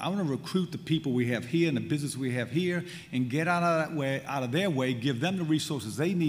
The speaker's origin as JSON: {"language": "English", "town": "New Orleans", "region": "Louisiana", "country": "United States", "lives_now": "St. Tammany Parish, United States", "said": "I live in St. Tammany Parish. I'm from New Orleans."}